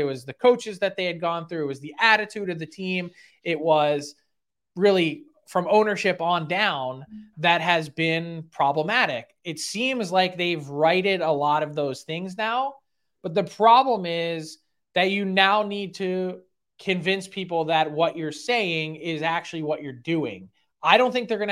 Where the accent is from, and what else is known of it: Philadelphia, Pennsylvania, United States